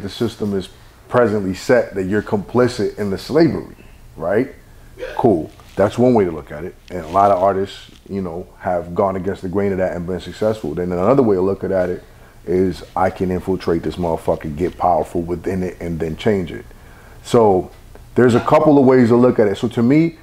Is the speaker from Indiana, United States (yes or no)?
no; Brentwood, New York, United States; I'm from Brentwood, New York